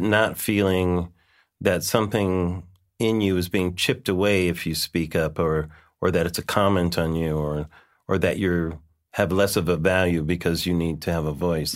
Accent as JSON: {"language": "English", "town": "Los Angeles", "region": "California", "country": "United States", "said": "I'm from Los Angeles"}